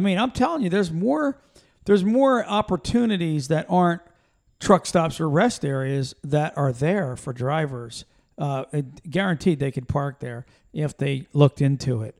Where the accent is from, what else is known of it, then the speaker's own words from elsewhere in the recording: Pennsylvania, United States; moved away; we're from Pennsylvania originally